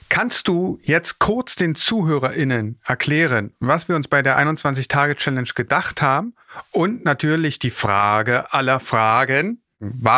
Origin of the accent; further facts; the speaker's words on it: Berlin, Germany; Geboren und aufgewachsen bin ich in Berlin